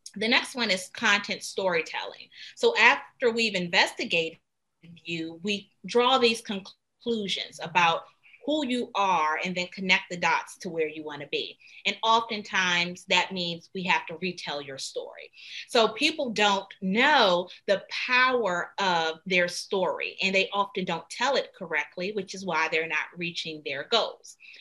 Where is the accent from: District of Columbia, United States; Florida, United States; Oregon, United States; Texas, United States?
District of Columbia, United States; Washington; I'm originally from Washington, D.C., and I got into Duke Ellington School of the Arts